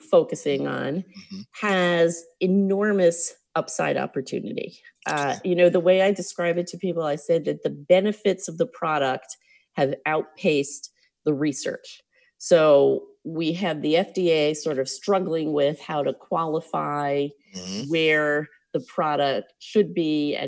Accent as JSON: {"language": "English", "town": "New York City", "region": "New York", "country": "United States", "tie": "born or raised there", "also_born_or_lived": "Long Island / Manhattan", "said": "I grew up in Brooklyn"}